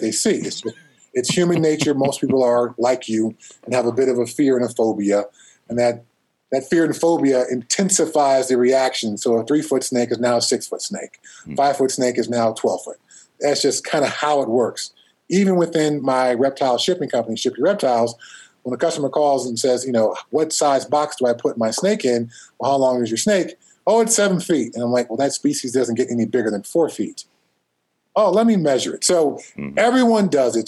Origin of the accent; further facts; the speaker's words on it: Altadena, California, United States; where I grew up in Southern California, uh, Altadena, I usually say I'm from Pasadena